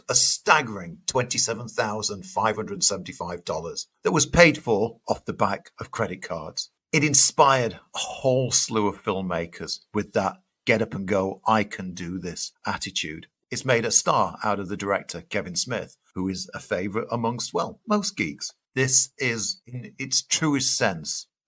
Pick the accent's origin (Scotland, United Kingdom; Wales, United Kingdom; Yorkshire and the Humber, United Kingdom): Yorkshire and the Humber, United Kingdom; Sheffield; I'm a kid from Sheffield